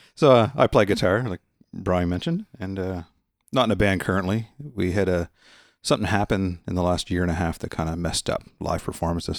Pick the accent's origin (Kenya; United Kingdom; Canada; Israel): Canada; Nova Scotia; I'm from Nova Scotia, Canada